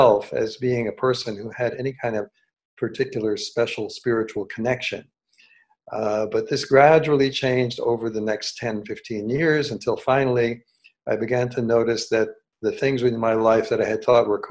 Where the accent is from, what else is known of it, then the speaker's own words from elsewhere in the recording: New York City, New York, United States; moved away; I grew up in New York City, so I was very familiar with New York